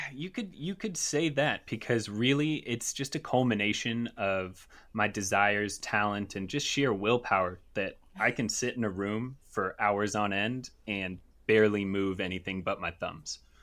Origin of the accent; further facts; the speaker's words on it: United States; I'm American